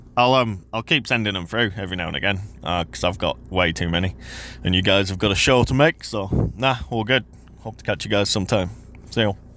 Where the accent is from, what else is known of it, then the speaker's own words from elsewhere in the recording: Yorkshire and the Humber, United Kingdom; now in New Zealand; I'm obviously not from New Zealand originally. I grew up in, um, England, Yorkshire specifically.